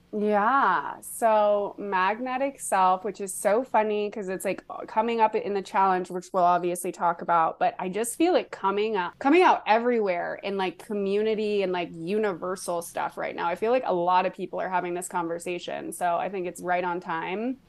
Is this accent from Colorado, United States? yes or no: yes; Boulder, Colorado, United States; moved away as an adult; now in Austin, United States; I was in Colorado, which I wasn't born in, but I was raised in from the time that I was like three. So I grew up in Boulder, Colorado.